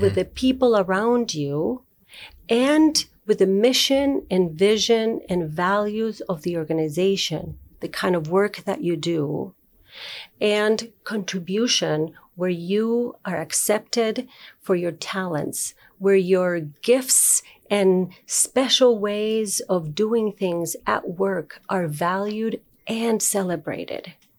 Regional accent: Uruguay; moved away as an adult; also born or lived in Chile; now in Minnesota, United States; I was born in Uruguay, and I lived there

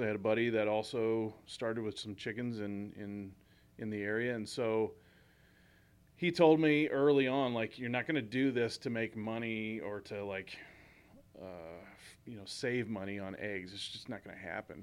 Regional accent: St. Charles, Missouri, United States; in Saint Charles, when I was growing up

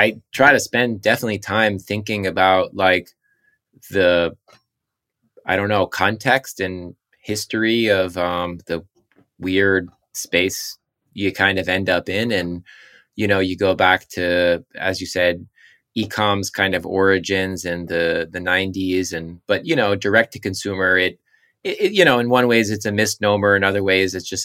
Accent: Southampton, New York, United States; I'm from Southampton, Eastern Long Island

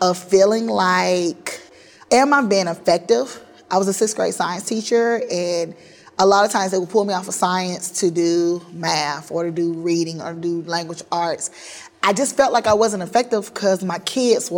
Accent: Forest, Mississippi, United States; I left my hometown of Forest, Mississippi in 2000

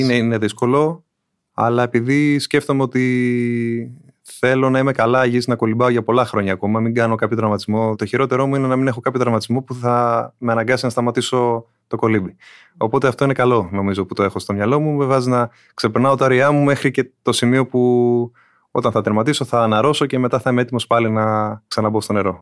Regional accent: Athens, Attica, Greece; Δεν είμαι από νησί, από την Αθήνα είμαι

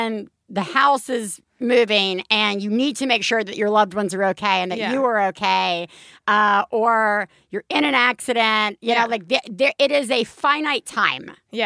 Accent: Alabama, United States; my hometown in Alabama

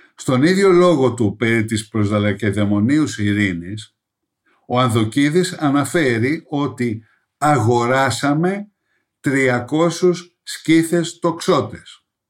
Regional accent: Greece; ως Έλληνες

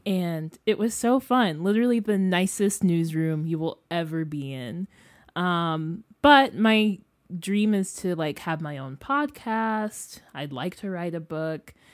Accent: Freeport, Illinois, United States; moved away as an adult; now in Columbia, United States; I'm from Freeport, Illinois. It's like a small city two hours west of Chicago.

